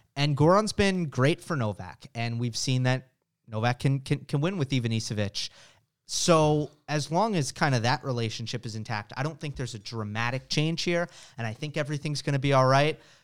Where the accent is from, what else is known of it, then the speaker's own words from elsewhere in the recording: United States; as an American